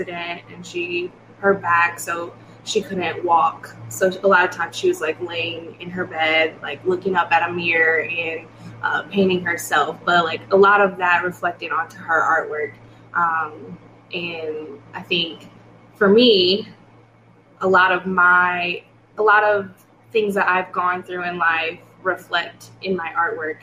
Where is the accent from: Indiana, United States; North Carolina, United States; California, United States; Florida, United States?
Indiana, United States; Fort Wayne; I'm from Fort Wayne, Indiana. And then moved to Indianapolis.